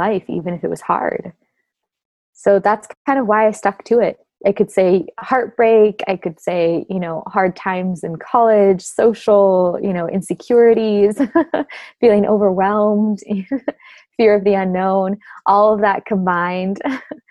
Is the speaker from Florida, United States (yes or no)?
no; Orange County, Southern California, United States; I grew up in Southern California, Orange County, suburban little neighborhood